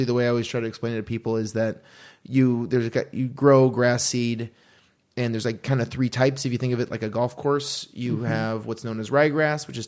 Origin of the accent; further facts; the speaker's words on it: Aurora, Oregon, United States; moved away; I grew up about 20-25 minutes south of Portland